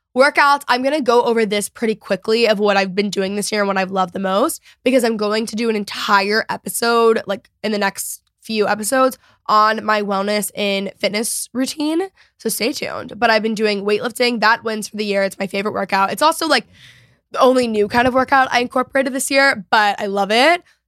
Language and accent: English; Texas, United States; I'm obviously a Texan